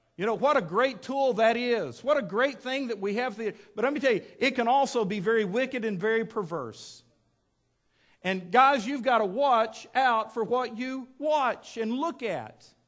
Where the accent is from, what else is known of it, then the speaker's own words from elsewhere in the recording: West Texas, United States; now in Fort Smith, United States; when I was a kid growing up in West Texas